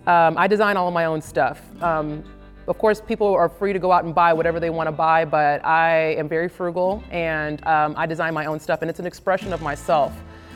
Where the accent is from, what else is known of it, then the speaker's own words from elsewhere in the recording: Long Beach, California, United States; I am 35 years old. I am from Long Beach, California